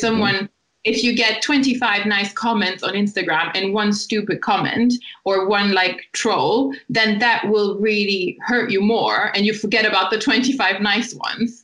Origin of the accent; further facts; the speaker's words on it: Germany; moved away as an adult; also born or lived in Italy; now in Brighton, United Kingdom; I was born in Italy and um, I have an Italian family, but I grew up in Germany. Um, and I lived in Germany my whole life until about three years ago when I moved to Brighton.